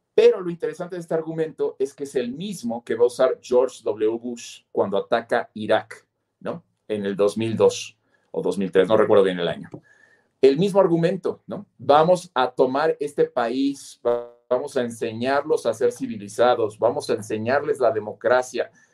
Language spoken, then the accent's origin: Spanish; Mexico; nosotros como mexicanos